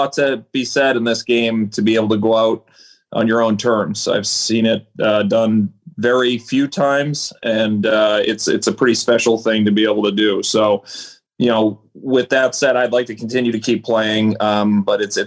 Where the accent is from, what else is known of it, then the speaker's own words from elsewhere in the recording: Boston, Massachusetts, United States; we grew up here in Boston